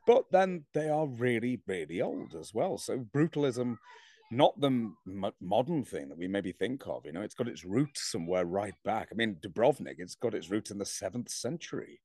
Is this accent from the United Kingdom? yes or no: yes; England, United Kingdom; I'm English